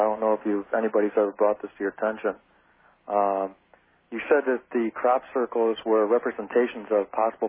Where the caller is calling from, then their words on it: Plainfield, Illinois, United States; I'm calling from Plainfield, Illinois.